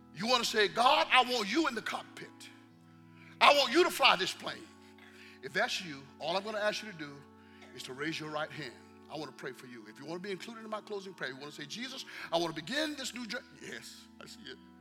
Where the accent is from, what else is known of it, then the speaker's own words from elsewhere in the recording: the South, United States; I'm from the South